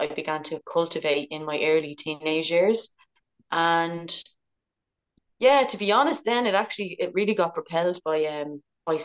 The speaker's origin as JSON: {"language": "English", "town": "Dublin", "region": "Leinster", "country": "Ireland", "tie": "born or raised there", "also_born_or_lived": "Tara / Hill of Uisneach", "said": "I grew up in Talla, Tolaacht in Ballyalchleagh, in Dublin."}